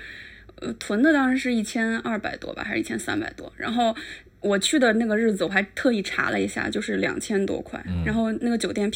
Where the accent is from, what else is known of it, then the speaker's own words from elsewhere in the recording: China; 但是呢，我们就是中国人的这个旺盛的出游需求，它它没有办法出境